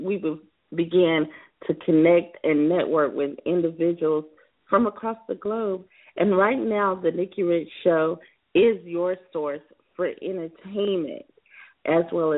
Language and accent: English; South Carolina, United States; my home state of South Carolina